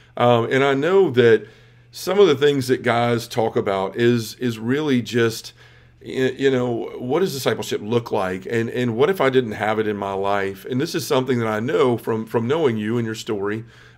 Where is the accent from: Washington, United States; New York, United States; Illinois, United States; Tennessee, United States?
Tennessee, United States; Memphis; here in my hometown of Memphis